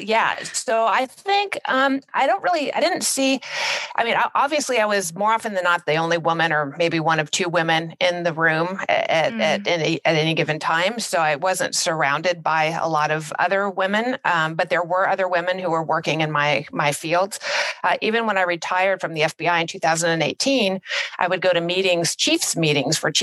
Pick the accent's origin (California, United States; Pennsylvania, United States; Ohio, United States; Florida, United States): California, United States; also born or lived in Washington, D.C.; I'm from California and my entire career, I was assigned to the Los Angeles field office